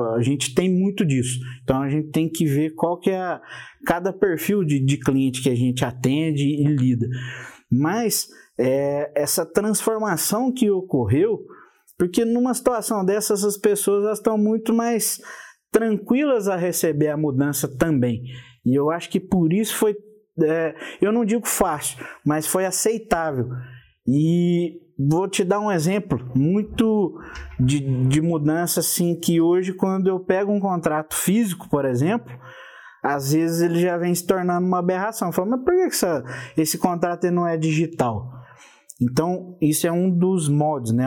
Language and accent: Portuguese; Passos, Minas Gerais, Brazil; moved away as an adult; now in São José do Rio Preto, Brazil; lá na minha cidade, sou de Passos, Minas Gerais, e por isso aí o apelido de mineiro